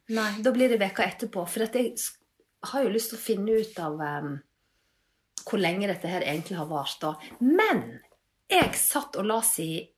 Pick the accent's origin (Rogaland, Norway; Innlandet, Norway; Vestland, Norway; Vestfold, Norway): Vestland, Norway; Leikanger; now in Bergen, Norway; Jeg er fra Leikanger